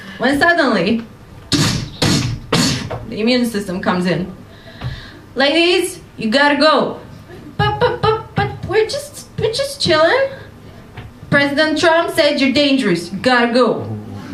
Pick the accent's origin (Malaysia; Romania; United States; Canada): Romania; moved away as an adult; now in London, United Kingdom; I come from Romania and I'm doing a PhD in immunology at Imperial College London